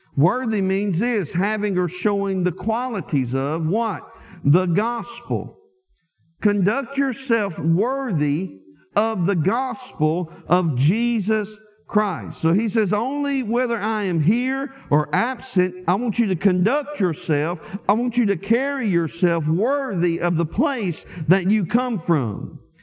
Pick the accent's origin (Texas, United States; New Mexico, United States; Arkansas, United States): Arkansas, United States; Lake Village; moved away; when I go home to Arkansas and I get back to my hometown in Lake Village